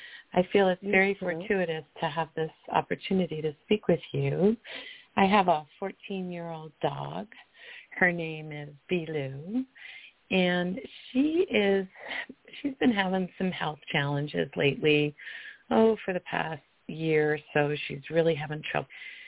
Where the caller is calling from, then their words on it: Colorado, United States; I'm calling from Colorado.